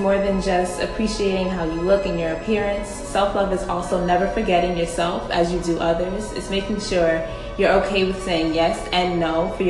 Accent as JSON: {"language": "English", "town": "New York City", "region": "New York", "country": "United States", "said": "I'm from Brooklyn, and I'm 21 too."}